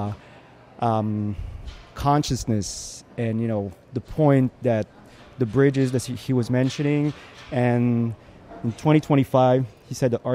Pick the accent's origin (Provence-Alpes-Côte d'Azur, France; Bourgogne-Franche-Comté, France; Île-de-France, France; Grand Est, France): Grand Est, France; Strasbourg; I do a thing called Strasbourrug in my hometown